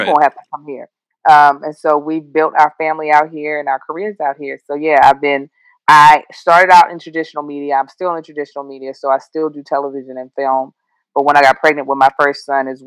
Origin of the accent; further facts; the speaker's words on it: Kentucky, United States; moved away as an adult; also born or lived in Baltimore, Maryland; now in Los Angeles, United States; I was raised in Kentucky.